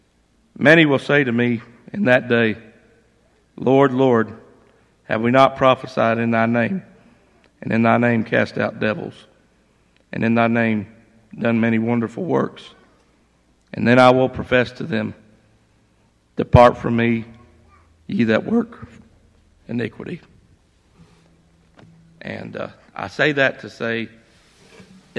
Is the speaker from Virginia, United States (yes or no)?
yes; Laurel Fork, Virginia, United States; I grew up in Laurel Fork, and I grew up in a Christian home.